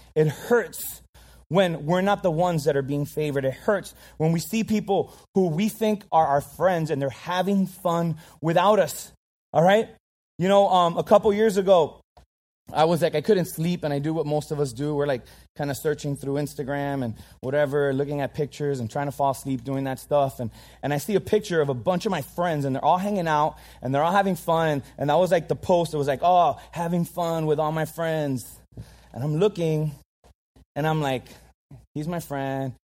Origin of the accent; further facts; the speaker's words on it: Miami, Florida, United States; I'm Cuban. I, I grew up in Miami